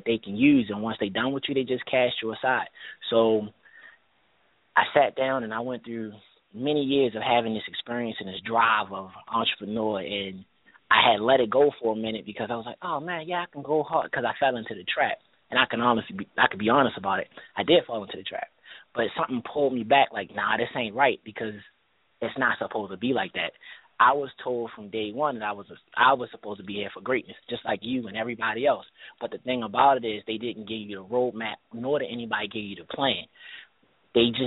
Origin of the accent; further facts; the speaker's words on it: Baltimore, Maryland, United States; I grew up in Baltimore, Maryland